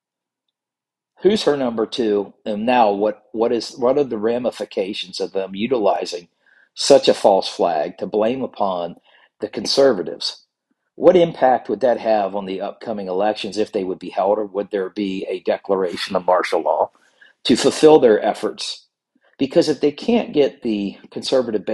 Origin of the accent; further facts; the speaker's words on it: Virginia, United States; in Virginia, especially in my home state